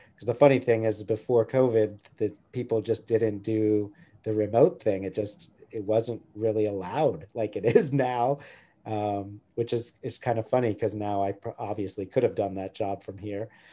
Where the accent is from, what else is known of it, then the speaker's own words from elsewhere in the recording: near San Francisco, California, United States; now in Santa Barbara, United States; I grew up near San Francisco and my dad used to take me um, into Chinatown